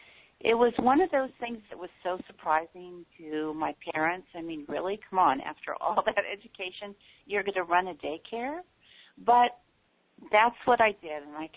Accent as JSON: {"language": "English", "region": "Tokyo", "country": "Japan", "tie": "born or raised there", "said": "because I grew up in Tokyo, Japan."}